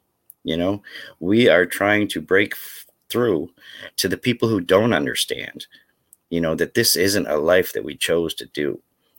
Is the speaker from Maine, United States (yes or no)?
yes; Maine, United States; as I said, I grew up in Northern Maine. That's where my addiction was rampant, and there was no help for me.